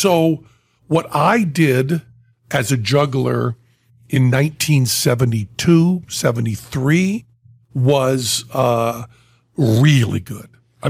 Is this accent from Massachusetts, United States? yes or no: yes; Western Massachusetts, United States; moved away; I was from Western Massachusetts